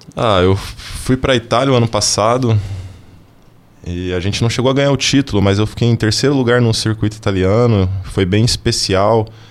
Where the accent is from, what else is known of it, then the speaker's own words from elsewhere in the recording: Franca, São Paulo, Brazil; moved away as an adult; also born or lived in Uberlândia / Anápolis / Goiânia / Criciúma; now in Joinville, Brazil; Eu sou natural de Franca